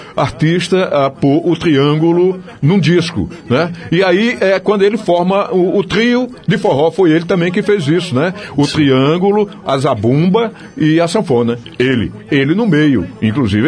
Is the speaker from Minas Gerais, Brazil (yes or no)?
no; João Pessoa, Paraíba, Brazil; eu nasci em João Pessoa, Paraíba